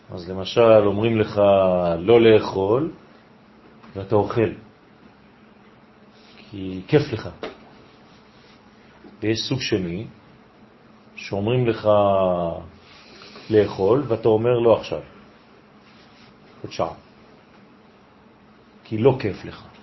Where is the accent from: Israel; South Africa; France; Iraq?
Israel; born there; עולים עכשיו לאונייה, כולם. והם הגיעו לארץ ונולדתי פה.